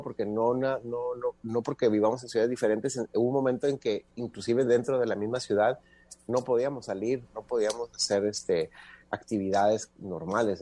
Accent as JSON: {"language": "Spanish", "region": "northern Mexico", "country": "Mexico", "said": "de donde somos, ¿no? En este caso de, de, de, la región del norte"}